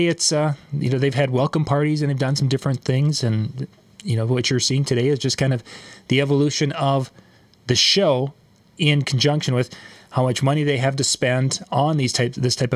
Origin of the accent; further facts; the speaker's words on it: Midwest, United States; I am from the Midwest